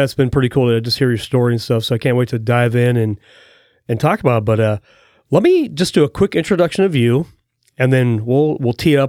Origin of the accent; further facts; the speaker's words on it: Prineville, Oregon, United States; So I grew up in the big city of Prineville over in Central Oregon. So I grew up on Prineville Reservoir.